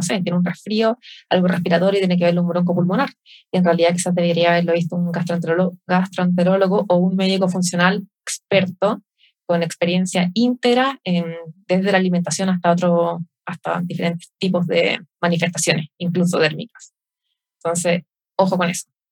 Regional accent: Chile; acá somos los chilenos.

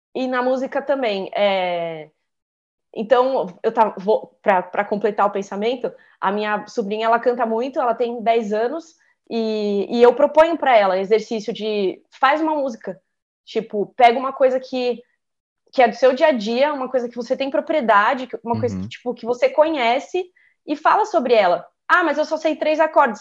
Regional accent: Santos, São Paulo, Brazil; now in São Paulo, Brazil; eu sou de Santos, né? Mas eu moro em São Paulo já há muito tempo

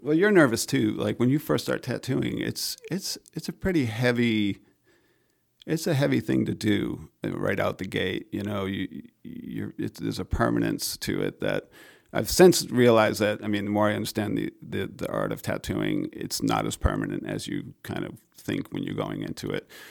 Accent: Maine, United States; I grew up in Maine

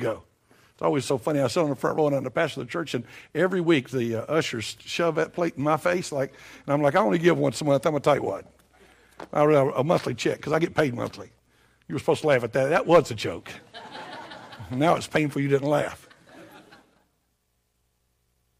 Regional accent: Tennessee, United States; moved away; I'm from Tennessee

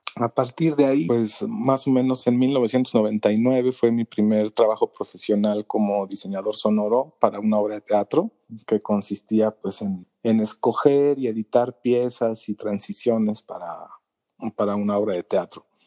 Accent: Mexico City, Mexico; soy de la Ciudad de México, en el país de México

